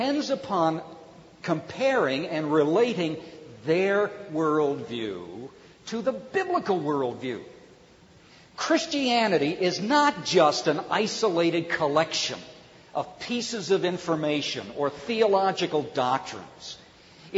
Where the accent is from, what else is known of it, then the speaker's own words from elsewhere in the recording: Cleveland, Ohio, United States; When I was growing up in Cleveland, Ohio